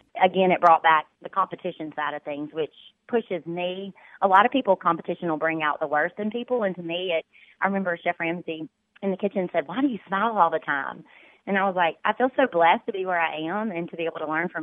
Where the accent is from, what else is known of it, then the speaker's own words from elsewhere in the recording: Brookhaven, Mississippi, United States; I grew up in Brookhaven, Mississippi